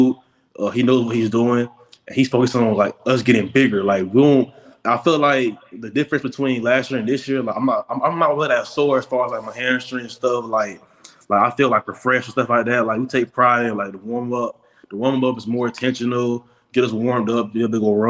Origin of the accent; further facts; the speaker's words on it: Jacksonville, Florida, United States; I came from Trent Christian Academy in Jacksonville